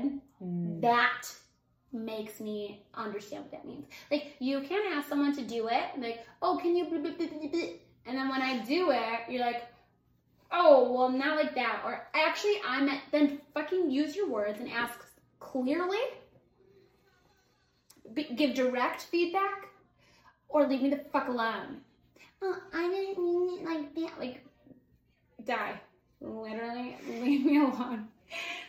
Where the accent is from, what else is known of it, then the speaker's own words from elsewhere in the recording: United States; I'm an American